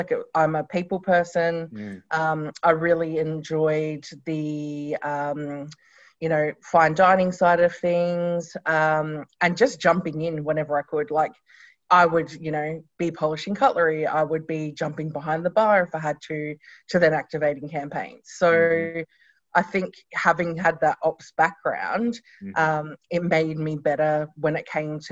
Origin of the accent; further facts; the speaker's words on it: Renmark, South Australia, Australia; I grew up in regional South Australia. My parents Runmark, so in the Riverland.